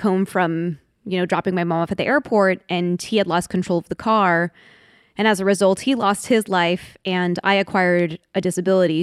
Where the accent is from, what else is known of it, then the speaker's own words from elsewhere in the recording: Washington, District of Columbia, United States; I was born in Washington D.C.